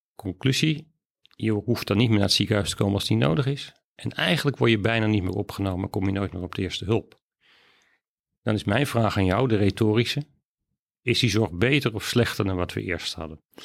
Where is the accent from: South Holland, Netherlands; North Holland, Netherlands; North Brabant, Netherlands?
North Holland, Netherlands; Amsterdam; Amsterdam. Geboren getogen opgeleid